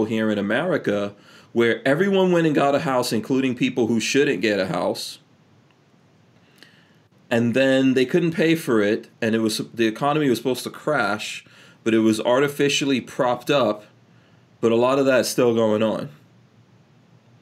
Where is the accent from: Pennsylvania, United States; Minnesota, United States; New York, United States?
New York, United States; New York City; now in Gainesville, United States; I grew up in New York City when it was like all crack